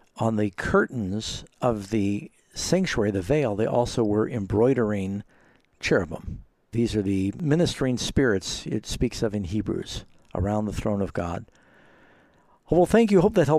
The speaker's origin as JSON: {"language": "English", "town": "New York City", "region": "New York", "country": "United States", "tie": "born or raised there", "said": "I grew up in New York City and my mom was Jewish"}